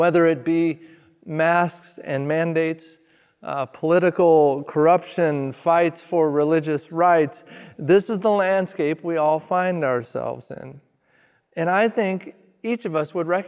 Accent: Redmond, Oregon, United States; also born or lived in Springfield, Oregon; now in Eugene, United States; we were sent out to plant our first church in my hometown of Redmond, Oregon

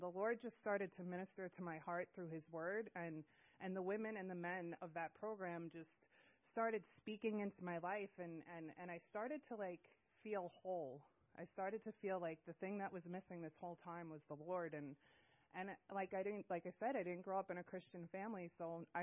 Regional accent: Long Island, New York, United States; moved away as an adult; now in Washington, United States; I'm from Long Island, New York, and I've lived in the beautiful state of Washington for about 3 weeks now

